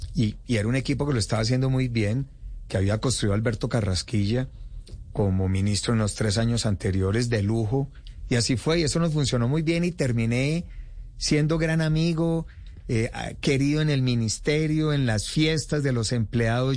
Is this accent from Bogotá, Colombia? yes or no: no; Pensilvania, Caldas, Colombia; concejal de mi pueblo Pensilvania